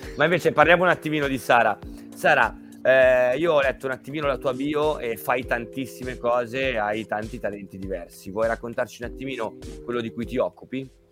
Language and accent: Italian; Milan, Lombardy, Italy; also born or lived in Caserta; io sono di Milano e origini casertane